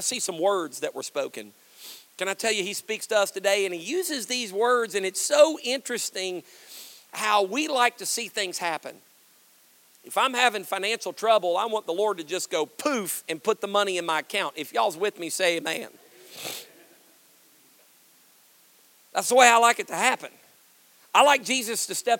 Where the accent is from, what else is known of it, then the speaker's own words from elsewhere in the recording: Kentucky, United States; I'm from Kentucky